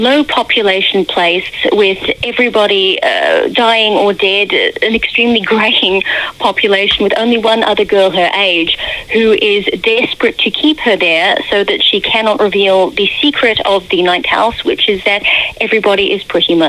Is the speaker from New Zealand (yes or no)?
yes; New Zealand; now in United Kingdom; I'm originally from New Zealand